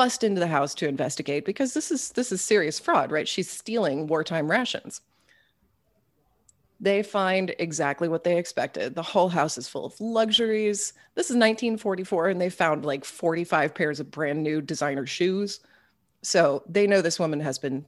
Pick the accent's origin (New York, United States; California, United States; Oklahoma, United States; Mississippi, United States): Oklahoma, United States; Tulsa; when I was growing up in Oklahoma, my family was all transplants from the north